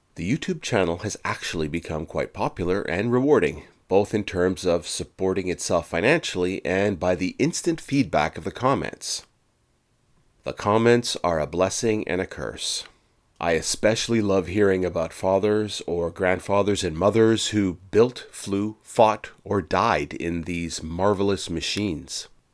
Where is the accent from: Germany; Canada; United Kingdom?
Canada; I'm Canadian, eh?